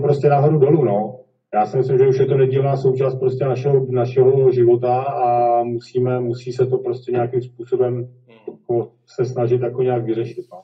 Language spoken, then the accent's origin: Czech; Kladno, Central Bohemian Region, Czechia; narodil jsem se na Kladně, kde jsem taky s tím volejbalem začínal